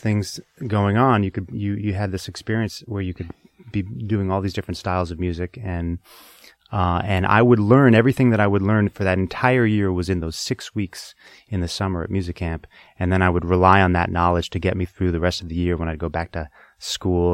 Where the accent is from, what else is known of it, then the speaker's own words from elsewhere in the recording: Boston, Massachusetts, United States; I grew up in Boston